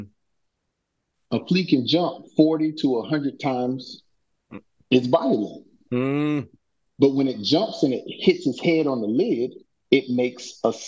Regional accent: Orlando, Florida, United States; where we grew up in Orlando

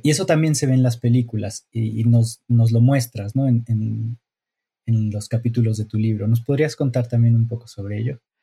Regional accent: Mexico; yo como mexicano

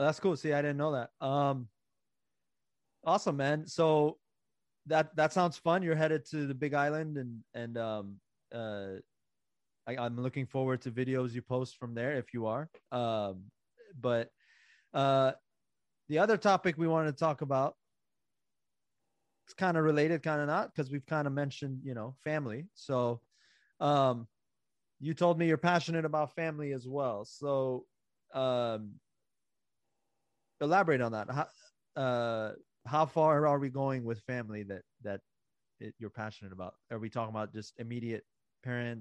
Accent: Iran; moved away; I was born in Iran

